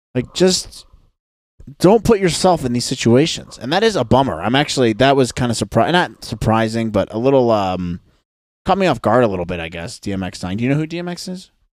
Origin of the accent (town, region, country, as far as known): United States